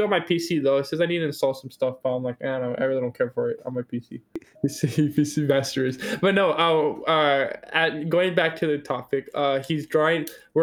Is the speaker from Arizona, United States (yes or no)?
yes; Tucson, Arizona, United States; We're from Tucson.